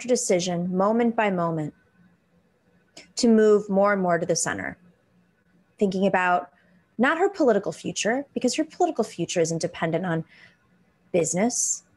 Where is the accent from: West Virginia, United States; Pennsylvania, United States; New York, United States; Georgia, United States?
New York, United States; Buffalo; moved away; also born or lived in Tucson, Arizona; I grew up in Buffalo, New York.